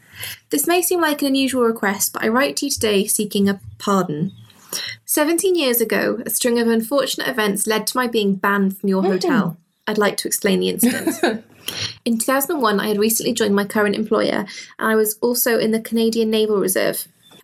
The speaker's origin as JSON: {"language": "English", "town": "Cwmbran", "region": "Wales", "country": "United Kingdom", "also_born_or_lived": "Nuneaton", "said": "I started in Wales, I'm from Cwmbran, mm-hmm. And then moved to the Midlands, to Nuneaton. Mm-hmm. I don't really have an accent."}